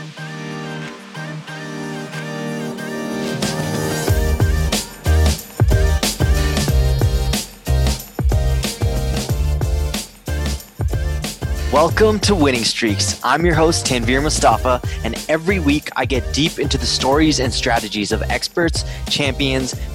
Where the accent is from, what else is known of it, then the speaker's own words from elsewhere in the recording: Toronto, Ontario, Canada; I'm a Toronto Raptors fan, that's where I'm from